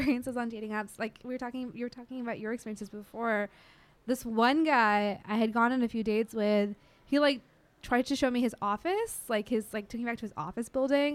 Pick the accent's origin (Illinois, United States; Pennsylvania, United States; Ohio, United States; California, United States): California, United States; I'm from California